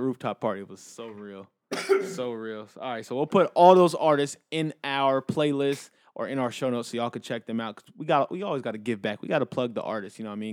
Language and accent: English; Inglewood, California, United States; I'm from Inglewood